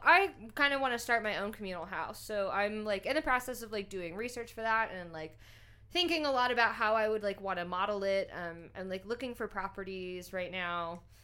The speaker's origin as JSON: {"language": "English", "town": "Shreveport", "region": "Louisiana", "country": "United States", "tie": "born or raised there", "also_born_or_lived": "California / Utah / New Orleans", "moved": "as an adult", "said": "moved to Shreveport"}